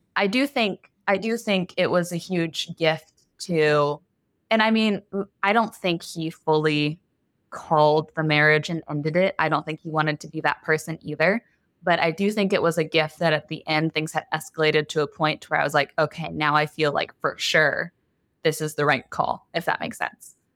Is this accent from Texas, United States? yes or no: yes; Texas, United States; also born or lived in Los Angeles; I was born and raised in Texas, and a lot of us get married pretty young out here